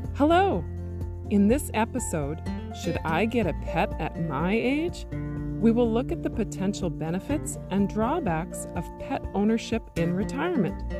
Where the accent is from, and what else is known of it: Interlake region of Manitoba, Canada; born or raised there; also born or lived in Thompson, Manitoba